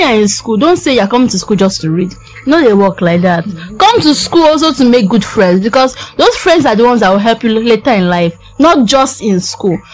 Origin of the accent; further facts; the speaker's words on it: Nigeria; I'm a Nigerian student in Nigeria.